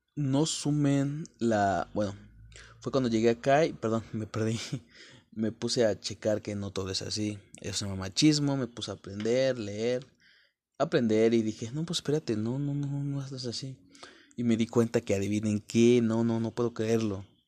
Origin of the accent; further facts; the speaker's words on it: Puebla, Mexico; moved away; al llegar a la capital, soy de Puebla, México.